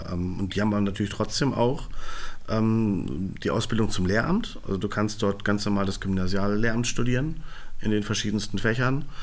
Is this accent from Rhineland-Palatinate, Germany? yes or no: no; Einbeck, Lower Saxony, Germany; born there; ich bin 42 Jahre alt, äh, verheiratet, zwei Kinder, gebürtig aus Einbeck, ähm, habe in Göttingen studiert